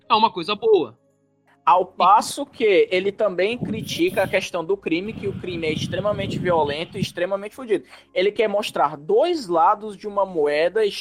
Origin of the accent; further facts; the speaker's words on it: Rio de Janeiro, Brazil; Não, sou carioca também.